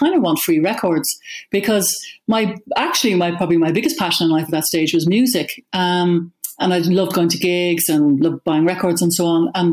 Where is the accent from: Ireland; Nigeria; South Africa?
Ireland; Dún Laoghaire, Leinster; also born or lived in New York; I grew up in Dunleary